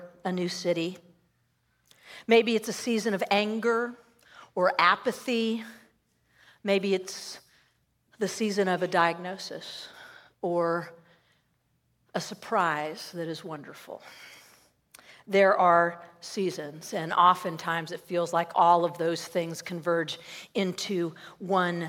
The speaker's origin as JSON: {"language": "English", "region": "Southern California", "country": "United States", "tie": "born or raised there", "said": "I grew up in Southern California"}